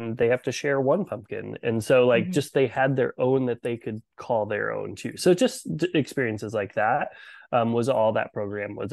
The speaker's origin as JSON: {"language": "English", "region": "Iowa", "country": "United States", "tie": "born or raised there", "said": "I am born and raised in Iowa"}